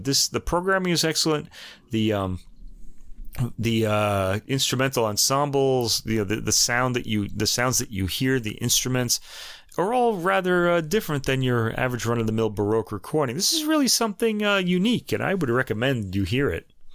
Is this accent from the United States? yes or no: yes; New York, United States; accent: New York; my New York accent